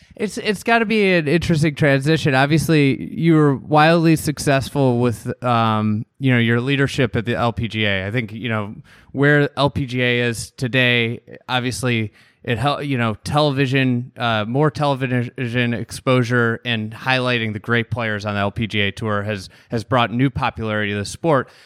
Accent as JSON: {"language": "English", "town": "Chicago", "region": "Illinois", "country": "United States", "said": "somebody from Chicago"}